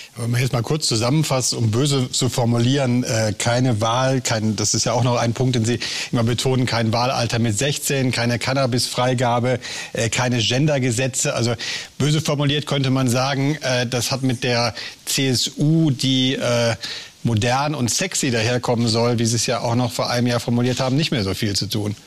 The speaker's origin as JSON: {"language": "German", "region": "Rhineland", "country": "Germany", "said": "als Rheinländer blutet mir persönlich natürlich das Herz"}